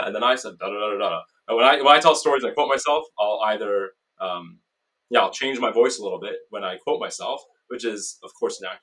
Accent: Canada; I'm Canadian

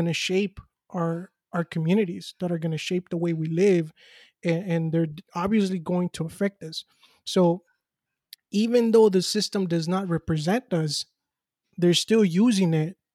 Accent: Los Angeles, California, United States; growing up in South Central

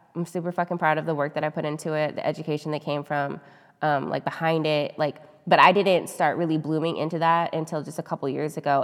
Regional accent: United States; we're American

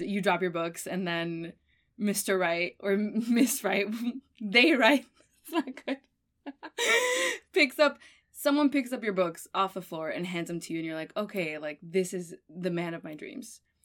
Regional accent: Miami, Florida, United States; also born or lived in Argentina; I'm from Argentina, but I grew up in Miami

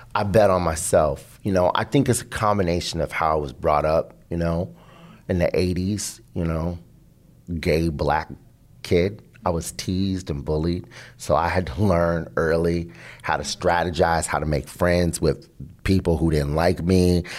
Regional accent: Seattle, Washington, United States; also born or lived in Boston; I'm from Seattle

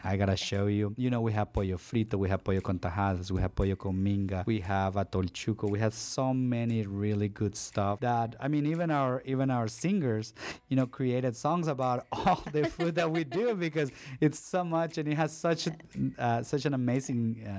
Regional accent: Honduras; English is a second language; now in United States; for all of you that has come from another country, and know what it is to acclimate to the United States, you will understand. I grew up in a very poor place, and for me, it was a privilege to be able to learn a new language.

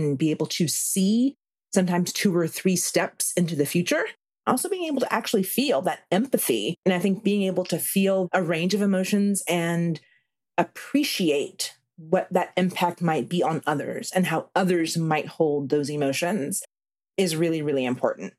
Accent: South Carolina, United States; moved away as an adult; I like to call myself South Carolina born, raised, and returned

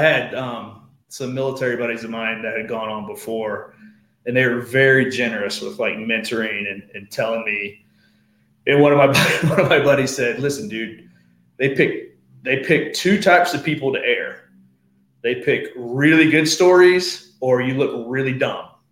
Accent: Portsmouth, Ohio, United States; I'm born and raised in Portsmouth, was gone for college and the military, and came back home

